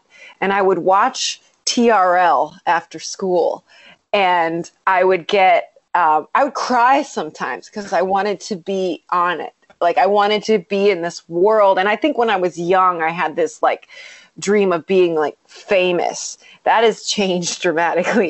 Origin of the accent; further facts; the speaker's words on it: Strongsville, Ohio, United States; moved away as an adult; now in Los Angeles, United States; when I was growing up in Ohio